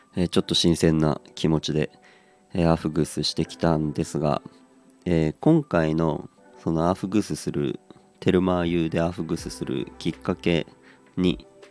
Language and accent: Japanese; Aomori, Japan; moved away; 僕のことを多分青森出身ってことを知ってて